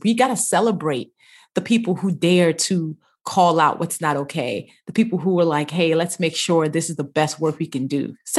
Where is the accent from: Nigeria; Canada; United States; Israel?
Nigeria; Yes, we lived in a big family house with my grandmother.